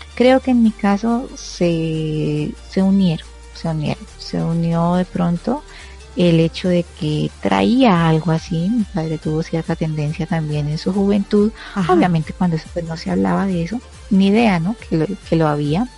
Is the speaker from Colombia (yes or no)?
yes; Colombia; aquí en mi país se usa mucho